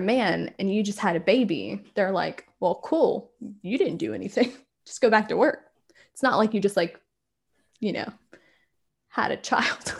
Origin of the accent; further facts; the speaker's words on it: rural South Carolina, United States; moved away as an adult; now in Scotland, United Kingdom; I grew up in, like, rural South Carolina